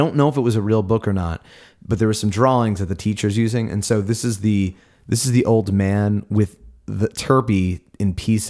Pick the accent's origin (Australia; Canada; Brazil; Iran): Australia; Perth, Western Australia; we're from Perth. That's in Australia.